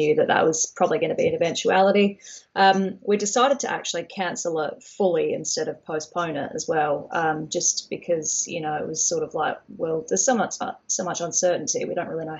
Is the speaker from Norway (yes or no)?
no; Australia; now in Brighton, United Kingdom; I'm from Australia